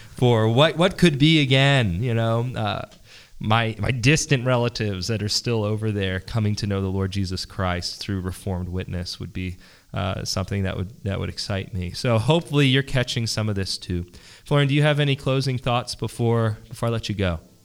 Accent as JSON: {"language": "English", "town": "Philadelphia", "region": "Pennsylvania", "country": "United States", "said": "I'm from Pennsylvania. I'm from Philadelphia"}